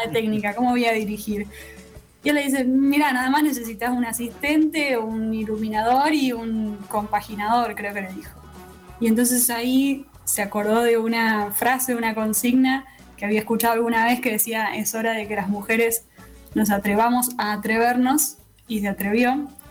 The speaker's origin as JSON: {"language": "Spanish", "town": "Rosario", "region": "Santa Fe", "country": "Argentina", "said": "nos preguntas de dónde somos y somos de Rosario, no te decimos Santa Fe"}